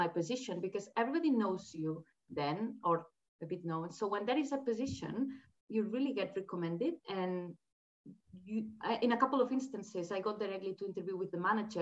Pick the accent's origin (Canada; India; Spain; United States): Spain; moved away as an adult; also born or lived in Australia; now in United Kingdom; I am from Spain